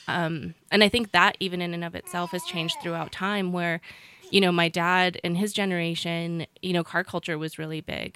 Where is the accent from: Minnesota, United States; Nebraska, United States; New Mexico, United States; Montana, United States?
New Mexico, United States; Ranchos de Taos; moved away as an adult; I myself grew up in Ranchos